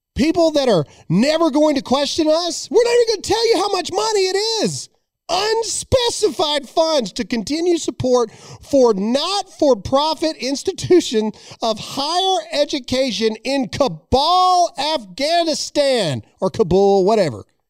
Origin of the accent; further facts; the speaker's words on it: United States; I am an American.